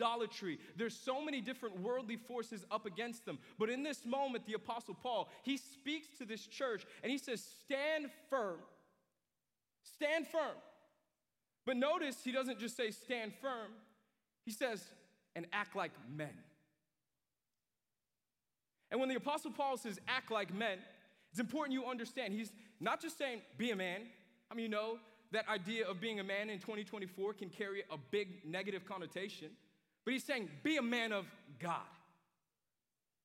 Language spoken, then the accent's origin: English; New York, United States; moved away; when I was a kid at my house in New York, I grew up in New York